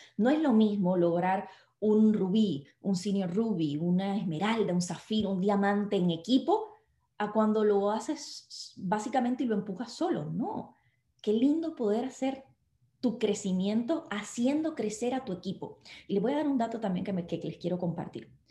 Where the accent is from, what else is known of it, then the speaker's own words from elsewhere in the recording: Puerto Rico; nosotros no somos Estado de Estados Unidos